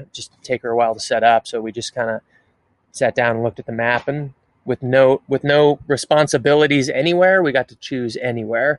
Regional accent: Seattle, Washington, United States; moved away; also born or lived in California; I'm from Seattle originally

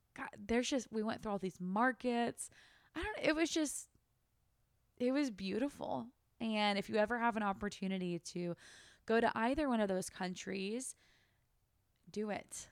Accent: Sacramento, California, United States; moved away as an adult; also born or lived in Turkey / San Diego, California / Australia; now in Austin, United States; I was raised in Sacramento, California.

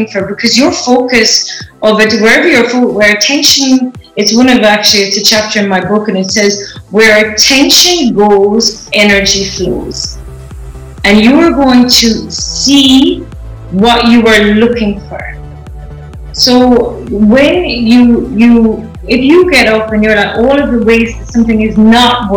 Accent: Ireland; moved away as an adult; also born or lived in United Kingdom; now in Los Angeles, United States; I'm Irish, so I have just recently relocated from Ireland to the US

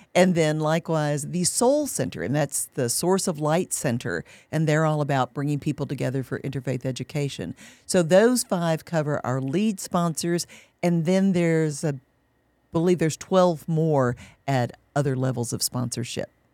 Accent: Kentucky, United States; moved away as an adult; now in San Antonio, United States; We'd lived in Kentucky for decades. That's my home state

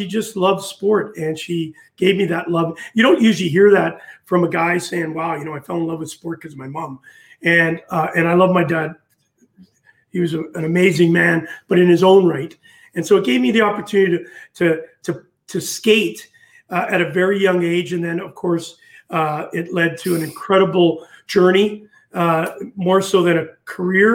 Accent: Winnipeg, Manitoba, Canada; moved away as an adult; also born or lived in Fife, Scotland; coming from Winnipeg, Manitoba, Canada

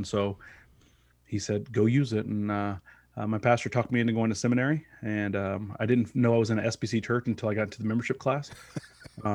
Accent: Kansas City, Missouri, United States; So I'm a Kansas City boy, born and raised. I was born on the Missouri side, lived on the Kansas side.

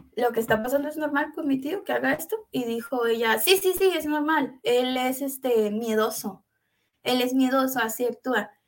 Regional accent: Veracruz, Mexico; now in Jalisco, Mexico; yo soy originaria de Veracruz. Ahorita estoy en Jalisco, en México

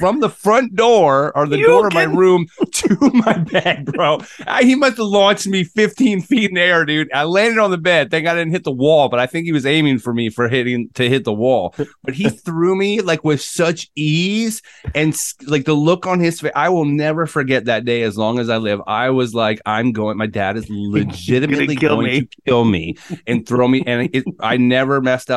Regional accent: Maryland, United States; growing up in Maryland

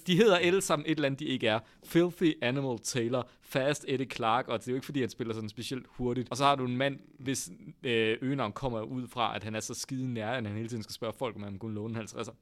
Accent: North Jutland, North Denmark Region, Denmark; accent: North Jutlandic; moved away as an adult; now in Copenhagen, Denmark; jysk med den der nordjyske klang, jeg ligesom er vokset op med i mit barndomshjem

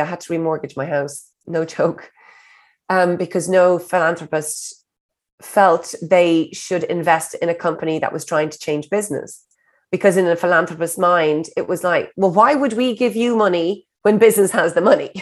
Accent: Ireland; I'm an Irish hustler

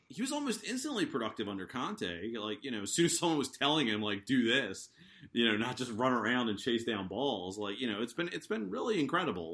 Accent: United States; I'm American

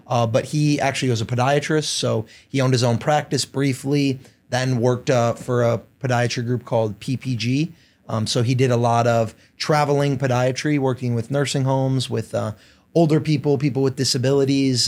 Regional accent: Downers Grove, Illinois, United States; I grew up, uh, in Downers Grove.

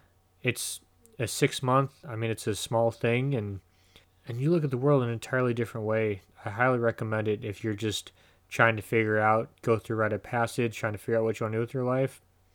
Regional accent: Midwest, United States; As much as anything else, I'm from the Midwest. I'm cheap as fuck.

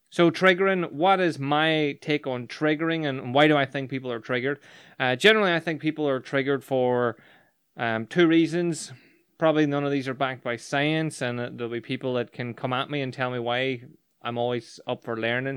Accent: Northern Ireland, United Kingdom; growing up in Northern Ireland

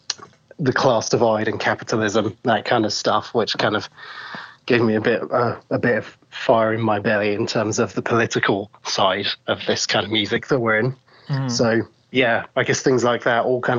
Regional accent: Norwich, East of England, United Kingdom; I was born in Norwich, England

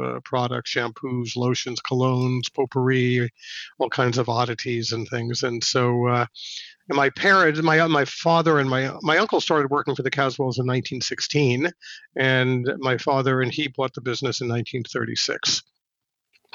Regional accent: Mamaroneck, New York, United States; also born or lived in Manhattan, New York / Worcester, Massachusetts; my parents did move up to the suburbs north of New York City in a town called Mamaroneck, and in Westchester County. And I grew up there

